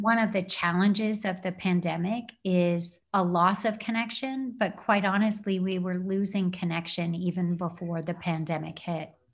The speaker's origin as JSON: {"language": "English", "town": "Sierra Madre", "region": "California", "country": "United States", "tie": "born or raised there", "said": "I grew up until ninth grade in Sierra Madre in the San Gabriel Valley"}